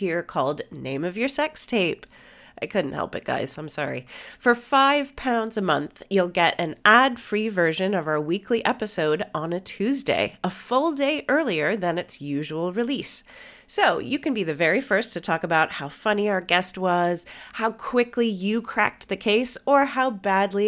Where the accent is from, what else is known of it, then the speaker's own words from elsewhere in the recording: United States; I'm American